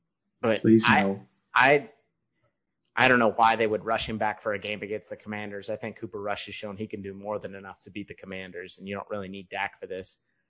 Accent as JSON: {"language": "English", "country": "United Kingdom", "said": "No, I'm British. I don't sip tea in the afternoon."}